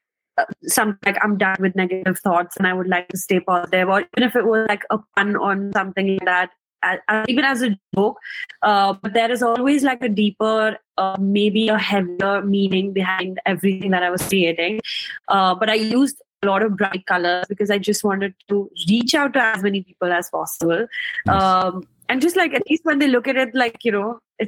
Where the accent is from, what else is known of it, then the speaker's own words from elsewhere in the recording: India; I'm from India